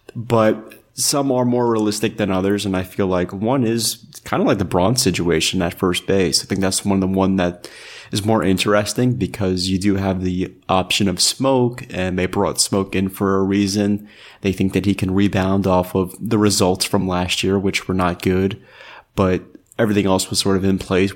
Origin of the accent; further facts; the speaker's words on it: New York, United States; I grew up in New York